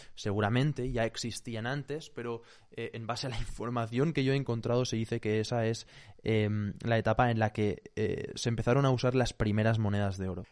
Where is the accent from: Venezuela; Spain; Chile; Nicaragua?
Spain